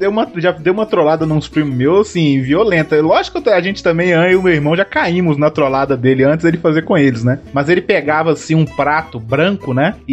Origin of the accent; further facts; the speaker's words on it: Bahia, Brazil; eu que sou baiano